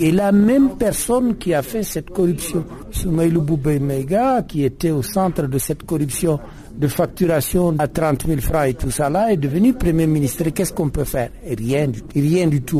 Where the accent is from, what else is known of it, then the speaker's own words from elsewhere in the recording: the North, northern Mali, Mali; je suis du Nord